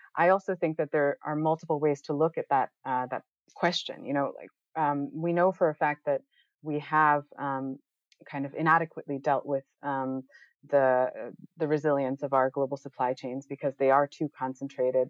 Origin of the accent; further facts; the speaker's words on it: United States; moved away as an adult; also born or lived in Netherlands; now in Amsterdam, Netherlands; I'm I'm originally from the United States. My parents are right outside of New York City right now